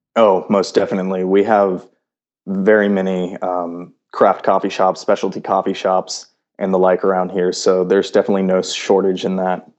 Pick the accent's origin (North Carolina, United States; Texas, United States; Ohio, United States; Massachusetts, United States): Texas, United States; Houston; moved away as an adult; now in Los Angeles, United States; originally I'm from Houston, Texas.